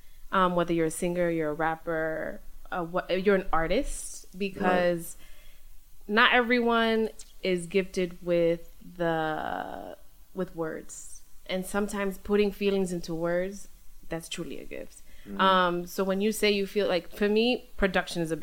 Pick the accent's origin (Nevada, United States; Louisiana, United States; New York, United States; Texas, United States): New York, United States; New York City; I grew up in Midwood